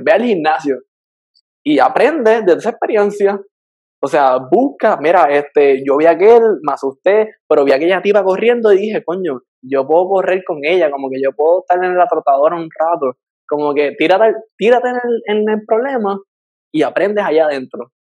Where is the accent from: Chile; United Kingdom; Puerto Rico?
Puerto Rico; moved away as an adult; now in Miami, United States; yo salí de Puerto Rico